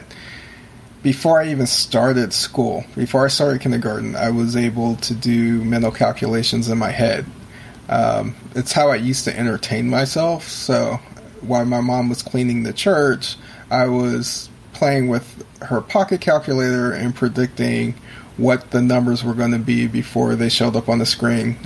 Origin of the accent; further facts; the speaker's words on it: San Francisco area, California, United States; I grew up in California, which was, at the time anyway, it was pretty bohemian, because I lived in the San Francisco area